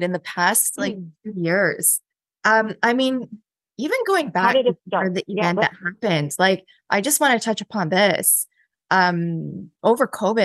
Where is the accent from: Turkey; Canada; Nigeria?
Canada; Port Moody, British Columbia; So I'm born and raised in Port Moody. I've actually lived in the same house my entire life.